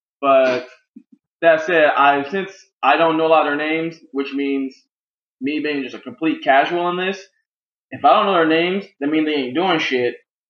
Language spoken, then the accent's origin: English; Indianapolis, Indiana, United States; I'm from Indianapolis.